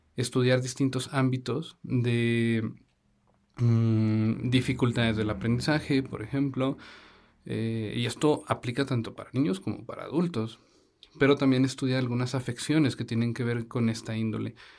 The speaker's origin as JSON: {"language": "Spanish", "region": "Zacatecas", "country": "Mexico", "said": "Nosotros somos, como ya lo habíamos platicado, somos de Zacatecas"}